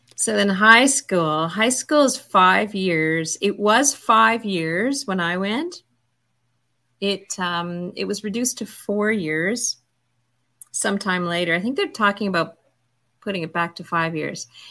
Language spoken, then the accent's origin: English; Toronto, Ontario, Canada; born or raised there